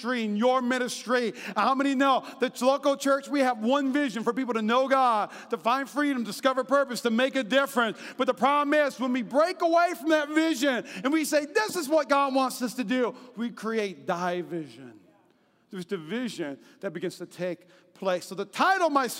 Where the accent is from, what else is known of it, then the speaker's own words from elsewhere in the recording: Midwest, United States; I grew up in the Midwest